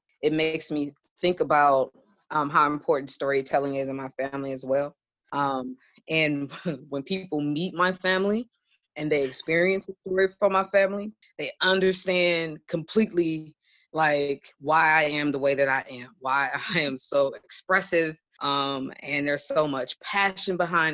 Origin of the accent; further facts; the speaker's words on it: Detroit, Michigan, United States; now in Kalamazoo, United States; I'm born and raised in Detroit, Michigan, but currently residing in Kalamazoo, Michigan